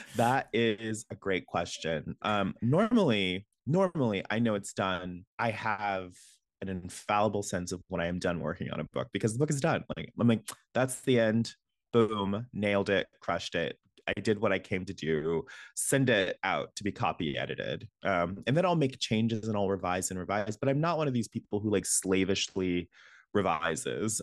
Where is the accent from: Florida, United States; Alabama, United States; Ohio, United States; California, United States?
Alabama, United States; moved away; I'm from Alabama